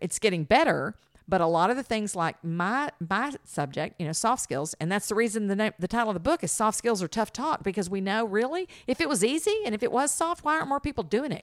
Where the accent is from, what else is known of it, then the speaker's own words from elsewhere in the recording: the South, United States; we're from the South